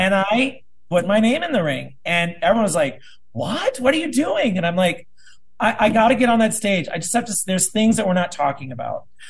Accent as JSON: {"language": "English", "region": "South Dakota", "country": "United States", "tie": "born or raised there", "moved": "yes", "lives_now": "Burbank, United States", "said": "I'm originally from South Dakota. I lived there, grew up there, went to school there"}